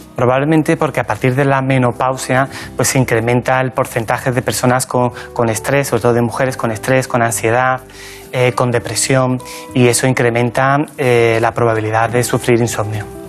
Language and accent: Spanish; La Barca de la Florida, Andalusia, Spain; moved away as an adult; now in Madrid, Spain; Yo nací en un pueblecito pequeño de la provincia de Cádiz que se llama La Barca de la Florida ...está en la campiña jerezana